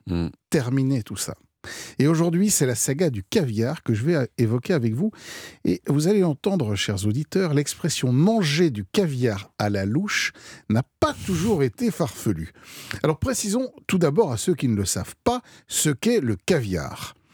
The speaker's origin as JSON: {"language": "French", "country": "France", "said": "chez nous en France"}